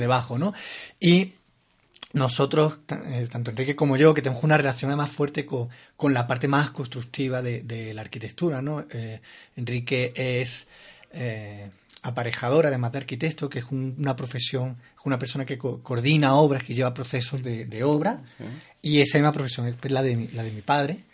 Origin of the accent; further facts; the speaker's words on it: Granada, Andalusia, Spain; moved away as an adult; now in Bogotá, Colombia; yo soy granadino, español. Eh, soy un arquitecto que llegó a Bogotá hace ya casi cuatro años